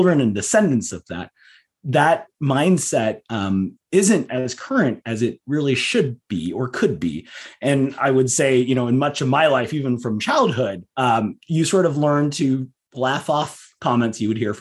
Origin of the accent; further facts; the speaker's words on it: Southern California, United States; I grew up in Southern California